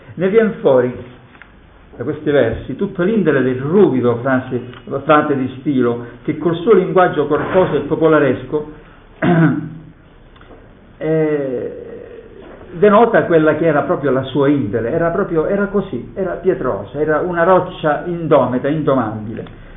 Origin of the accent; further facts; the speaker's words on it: Calabria, Italy; come calabrese